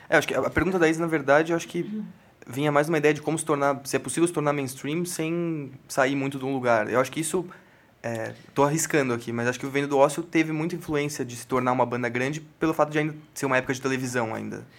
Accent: São Paulo, Brazil; a gente, estando aqui, se, somos de São Paulo

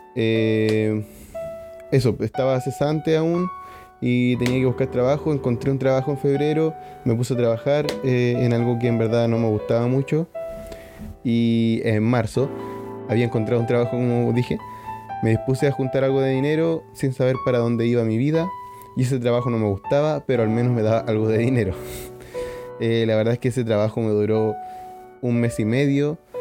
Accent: Iquique, Tarapacá, Chile; moved away as an adult; now in Canada; mi ciudad natal. Como saben, en Iquique no neva

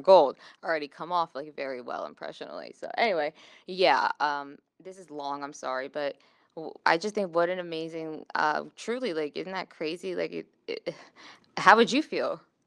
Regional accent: Pikesville, Maryland, United States; moved away; I grew up in Pikesville

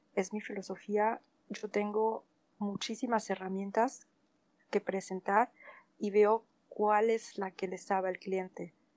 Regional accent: Mexico; moved away as an adult; also born or lived in Spain / France / Portugal; now in Germany; nací en México, en una familia alemana, bueno, bávara alemana

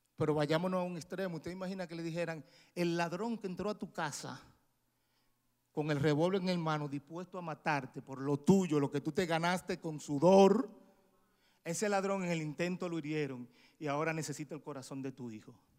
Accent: San Pedro de Macorís, Dominican Republic; moved away as an adult; now in United States; mi ciudad natal San Pedro

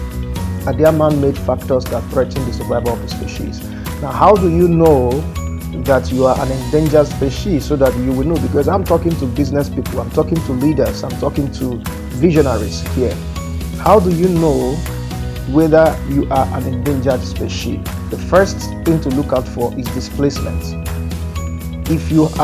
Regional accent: Nigeria

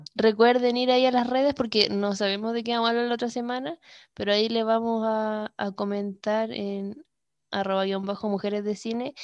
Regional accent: Iquique, Tarapacá, Chile; Iquique, Chile, mi ciudad natal

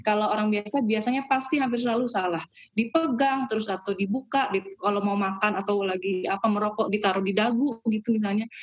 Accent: Balikpapan, East Kalimantan, Indonesia; moved away as an adult; also born or lived in Samarinda / Malang; now in Harderwijk, Netherlands; saya lahir di Samarinda dekat Balikpapan itu terus di Balikpapan sekolahnya terus uh, pas kuliah ke Malang.

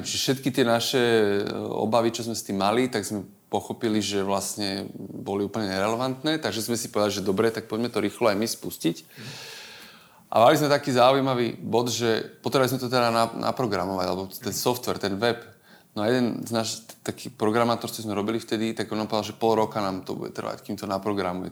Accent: Žilina, Žilina Region, Slovakia; moved away; som z Žilinčan pôvodne

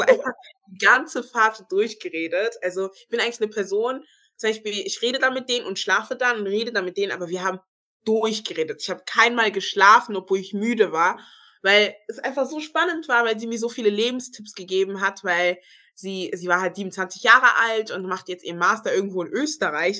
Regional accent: Germany; ich sehe mich auch als Deutsche, weil ich bin hier geboren, ich habe einen deutschen Pass. Ich wurde hier sozialisiert. Ich bin hier zur Schule gegangen

